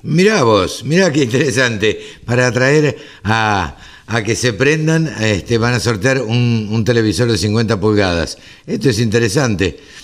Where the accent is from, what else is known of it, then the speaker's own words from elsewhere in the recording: Maipú, Buenos Aires Province, Argentina; en Maipú, en mi pueblo, así que este, cerca de Dolores.